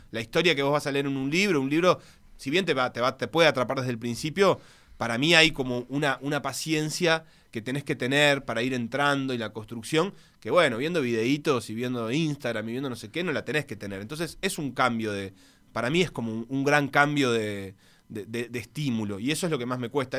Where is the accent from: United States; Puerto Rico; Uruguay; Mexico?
Uruguay; born or raised there; also born or lived in Buenos Aires, Argentina